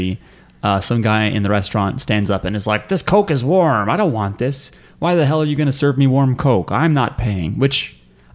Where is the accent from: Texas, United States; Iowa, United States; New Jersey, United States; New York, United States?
New Jersey, United States; We're from New Jersey